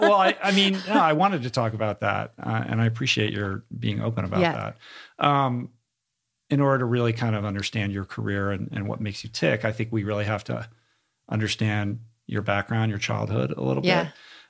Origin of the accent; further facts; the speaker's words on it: Seattle, Washington, United States; I grew up in Seattle